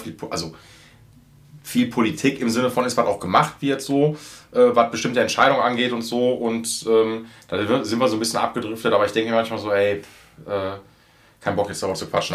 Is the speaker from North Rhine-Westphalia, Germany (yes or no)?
yes; Essen, North Rhine-Westphalia, Germany; ich wohne direkt an Zoll, also will ich direkt an Zollverein und ich bin auf Zollverein jetzt groß geworden.